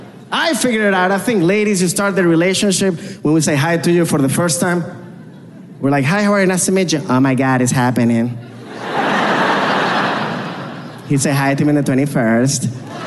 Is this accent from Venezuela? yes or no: yes; Venezuela; I was like, what? I'm from Venezuela.